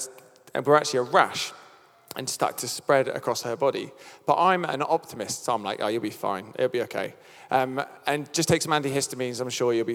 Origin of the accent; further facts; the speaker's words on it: United Kingdom; I'm British